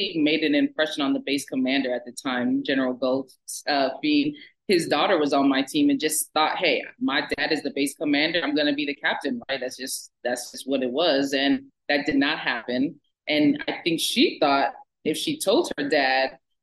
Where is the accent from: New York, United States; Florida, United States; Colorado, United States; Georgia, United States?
Georgia, United States; moved away; also born or lived in Bemidji, Minnesota; I ended up coming home to Georgia and coaching.